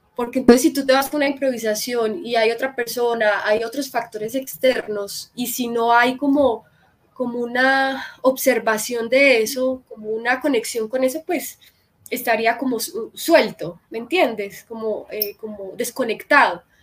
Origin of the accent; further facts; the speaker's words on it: Medellín, Antioquia, Colombia; moved away as an adult; now in Bogotá, Colombia; de Medellín, nací en un carro y mi familia, la mayoría están allá